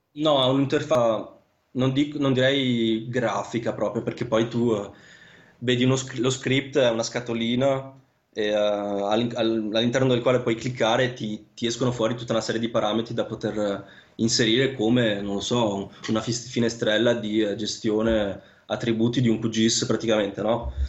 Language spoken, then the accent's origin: Italian; Vicenza, Veneto, Italy; moved away as an adult; also born or lived in Sicily; now in Lausanne, Switzerland; io sono di origine siciliana, però nato e cresciuto a Vicenza